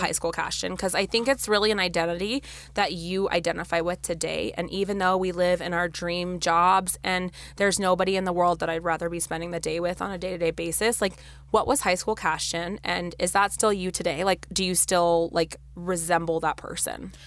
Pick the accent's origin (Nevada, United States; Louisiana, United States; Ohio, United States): Nevada, United States; Las Vegas; we actually were born and raised in Las Vegas, Nevada.